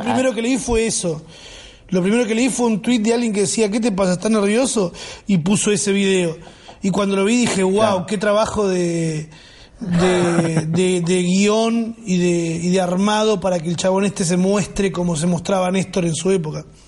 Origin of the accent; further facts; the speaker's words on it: Argentina; Yo también nací en una casa con manchas de humedad, con goteras, con y no siento que eso me represente como argentino